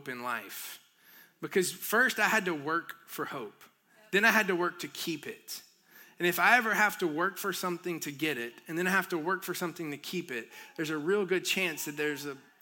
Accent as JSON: {"language": "English", "area": "near Helen", "region": "northeast Georgia", "country": "United States", "tie": "born or raised there", "moved": "yes", "said": "I grew up in Georgia"}